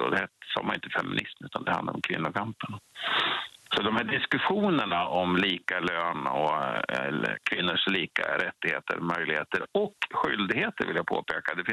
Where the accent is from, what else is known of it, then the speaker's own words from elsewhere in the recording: Krokom, Jämtland, Sweden; Jag är från Krokom.